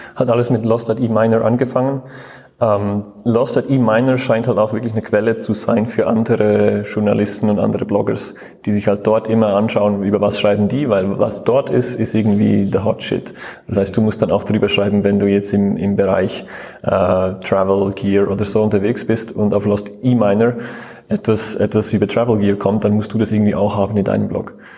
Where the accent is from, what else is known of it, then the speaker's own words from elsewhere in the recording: Switzerland; now in Munich, Germany; ich komme ursprünglich aus der Schweiz